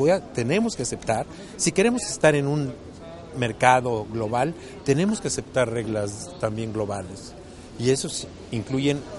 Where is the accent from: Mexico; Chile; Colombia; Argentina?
Mexico; Yo como ciudadano mexicano que pago mis impuestos